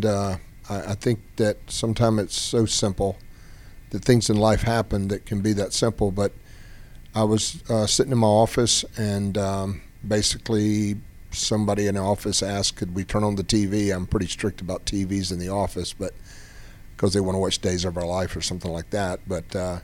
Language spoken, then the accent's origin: English; Tifton, Georgia, United States; moved away as an adult; I was raised in Tifton, Georgia